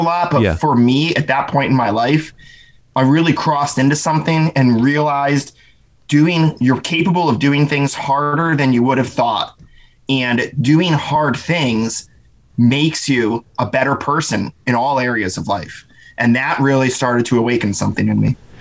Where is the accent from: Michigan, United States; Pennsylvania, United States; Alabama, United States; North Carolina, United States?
Pennsylvania, United States; I was kind of an awkward homeschool kid growing up in Pennsylvania